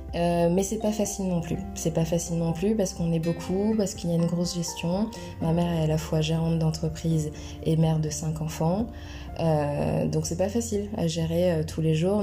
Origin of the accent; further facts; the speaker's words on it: Poitiers, Nouvelle-Aquitaine, France; also born or lived in Tours / Miami; J'ai grandi à Poitiers, je suis née à Poitiers